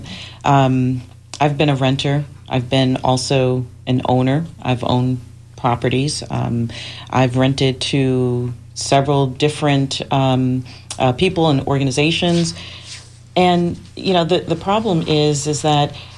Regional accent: New York City, New York, United States; now in Tampa, United States; I am originally from the Bronx, New York. I'm a city girl from the hood

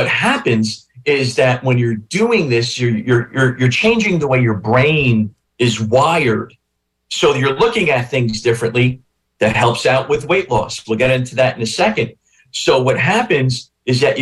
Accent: Newark, New Jersey, United States; I grew up in northern New Jersey. I grew up in North Newark

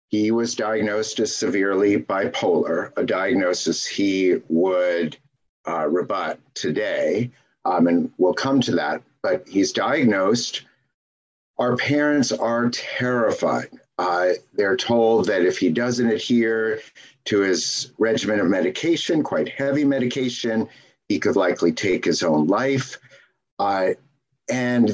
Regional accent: Seattle, Washington, United States; where we grew up in Seattle

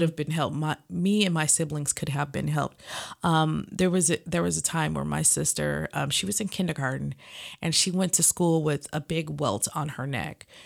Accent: Los Angeles, California, United States; we lived in L A at the time. Um, I'm actually from Watts

